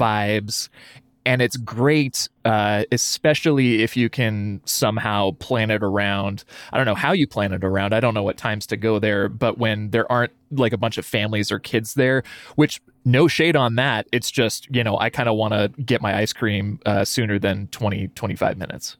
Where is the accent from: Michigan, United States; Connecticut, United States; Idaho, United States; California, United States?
Idaho, United States; Lewiston; now in Boise, United States; spoiled growing up in Lewiston